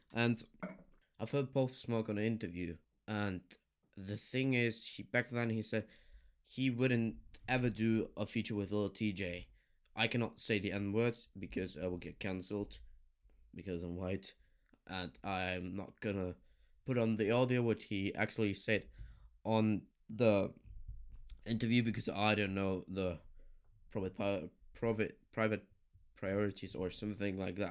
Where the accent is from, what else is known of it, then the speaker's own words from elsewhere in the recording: Germany; I'm from Germany